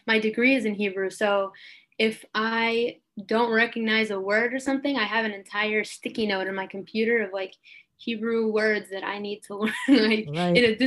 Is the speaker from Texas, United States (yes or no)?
yes; Dallas, Texas, United States; moved away as an adult; now in Israel; we grew up in Dallas